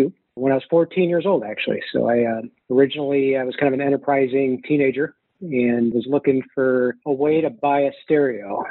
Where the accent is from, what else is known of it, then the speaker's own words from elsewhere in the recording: Midwest, United States; I had a few mentors around where I grew up in the Midwest